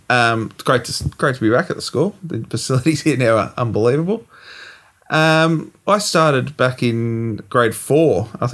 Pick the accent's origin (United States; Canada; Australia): Australia; Wonga Park, Victoria; I grew up just down in Wonga Park, which is obviously very close, and I came from Wonga Park Primary School in grade four.